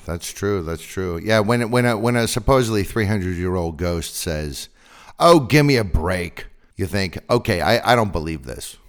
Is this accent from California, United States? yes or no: yes; Northern California, United States; I'm from Northern California